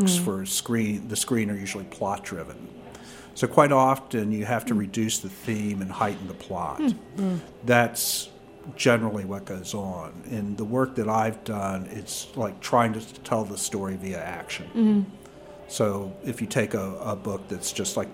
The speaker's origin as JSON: {"language": "English", "region": "rural Virginia", "country": "United States", "tie": "born or raised there", "said": "I grew up in rural Virginia"}